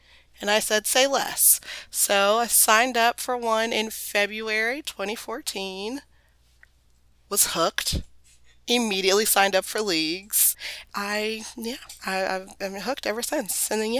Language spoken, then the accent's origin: English; Houston, Texas, United States; Growing up in Houston, Texas, I wanted to be a gymnast.